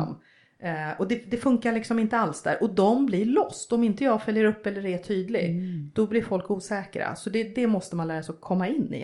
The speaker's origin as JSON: {"language": "Swedish", "country": "Sweden", "moved": "as an adult", "lives_now": "Russia", "said": "vi är två som är svenskar"}